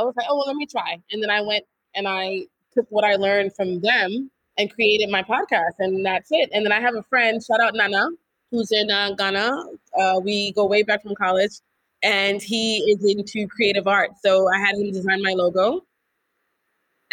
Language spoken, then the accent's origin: English; New York, United States; moved away as an adult; now in Senegal; born and raised in New York, haven't known anything else other than New York